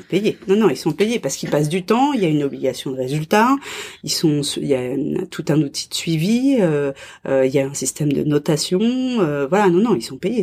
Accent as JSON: {"language": "French", "country": "France", "moved": "as an adult", "said": "je suis française, euh, je connais la France"}